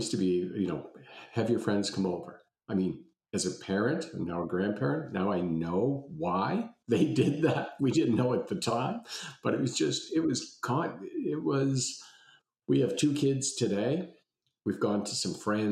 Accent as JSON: {"language": "English", "town": "Halifax", "region": "Nova Scotia", "country": "Canada", "tie": "born or raised there", "said": "I grew up in Halifax and we moved around a whole bunch of times, what seemed like a whole bunch of times, probably four or five by the time I got to grade six"}